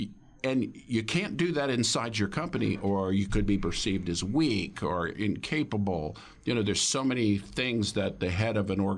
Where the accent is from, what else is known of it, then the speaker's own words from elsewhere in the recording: Dallas, Texas, United States; also born or lived in Colorado / Florida / Silicon Valley; I grew up in Dallas, not from there, but spent a lot of time there.